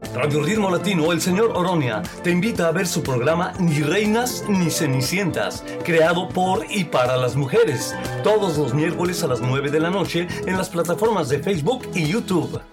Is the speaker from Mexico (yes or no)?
yes; Mexico; now in United States; yo soy de México, y no teníamos la cultura ni del ahorro ni del financiamiento. Eh, eso lo vine a aprender acá en Estados Unidos.